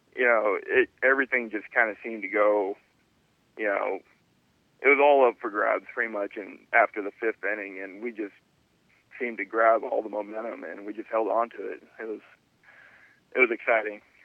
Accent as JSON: {"language": "English", "area": "San Francisco Bay Area", "region": "California", "country": "United States", "also_born_or_lived": "Arkansas", "moved": "as an adult", "said": "I am from the San Francisco Bay Area"}